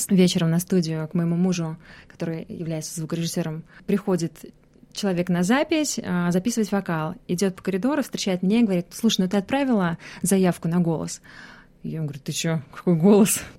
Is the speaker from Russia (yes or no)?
yes; Cheboksary, Chuvashia, Russia; moved away as an adult; also born or lived in Samara / Moscow; now in Australia; Нет, я вообще родом из Чебоксара, он из Самары. Я... Это вообще третий переезд в моей жизни, потому что сначала я переехала в Самару из Чебоксар, потом из Самары в Москву, и вот сейчас в Австралию.